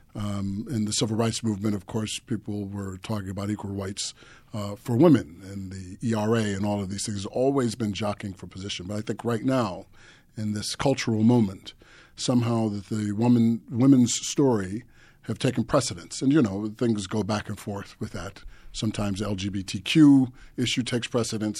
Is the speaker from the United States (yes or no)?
yes; United States